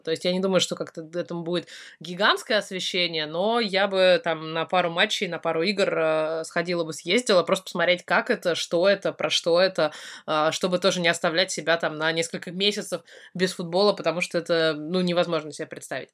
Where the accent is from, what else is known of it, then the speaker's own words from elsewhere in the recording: Russia; also born or lived in Tatar family (ancestry); now in United Kingdom; я из России